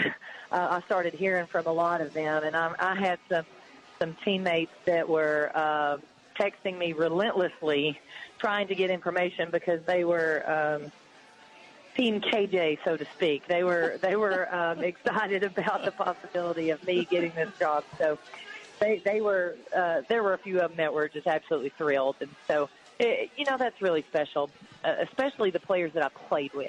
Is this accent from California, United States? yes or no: no; Tennessee, United States; at Tennessee, in my home state